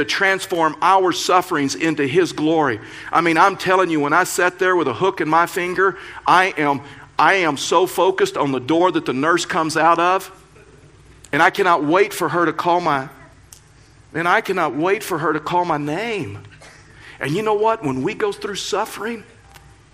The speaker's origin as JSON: {"language": "English", "region": "Texas", "country": "United States", "tie": "born or raised there", "moved": "yes", "lives_now": "Colorado, United States", "said": "I was raised in Texas."}